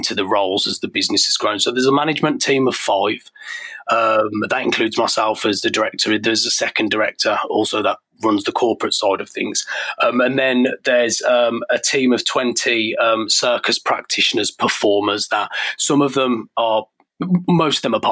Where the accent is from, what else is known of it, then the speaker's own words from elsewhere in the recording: Birmingham, West Midlands, United Kingdom; moved away as an adult; I grew up in Birmingham